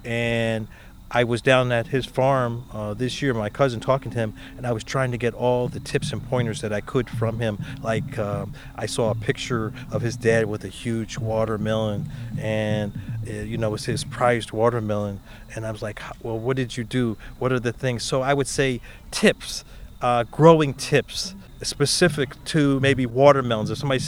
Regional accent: South Korea; born there; I was born in Korea, and to connect with the Hongo-shu Korean pepper is pretty awesome.

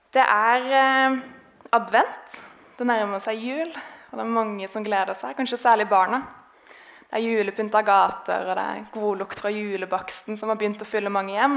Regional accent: Grimstad, Agder, Norway; moved away; jeg har vokst opp i denne menigheten. Grimstad misjonskirke

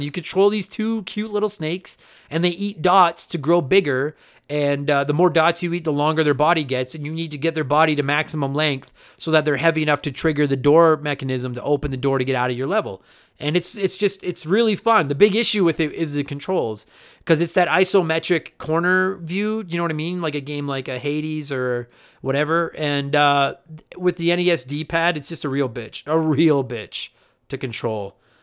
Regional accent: Alberta, Canada; accent: Alberta; that's my Alberta accent

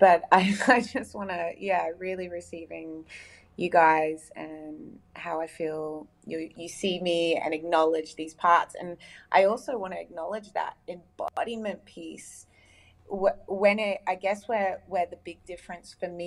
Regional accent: United Arab Emirates; now in Australia; I grew up in the Middle East in the UAE, the United Arab Emirates

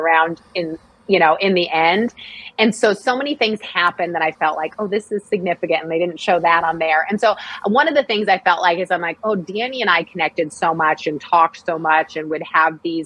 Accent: Hood River, Oregon, United States; now in Sacramento, United States; I grew up in Oregon on a farm, sixth generation to live on the farm

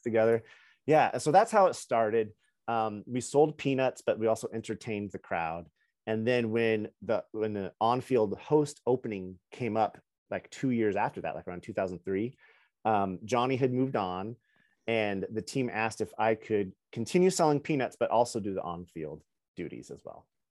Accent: Kennewick, Washington, United States; I'm from Kennewick, one of the three cities

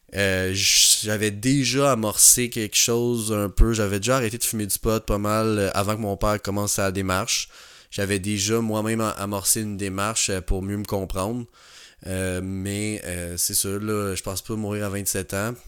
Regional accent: Montreal, Quebec, Canada; also born or lived in Jonquière; j'ai grandi à Pointe-aux-Trembles

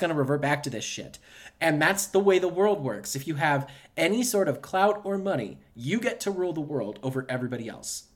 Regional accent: United States; you and I are both very proud Americans

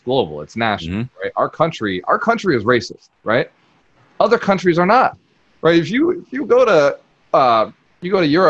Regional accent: Fall River, Massachusetts, United States; I grew up here in Fall River

